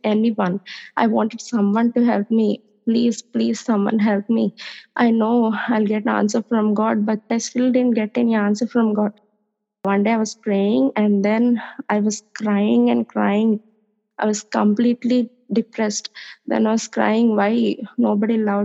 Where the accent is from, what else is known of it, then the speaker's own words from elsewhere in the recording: India; I'm from India.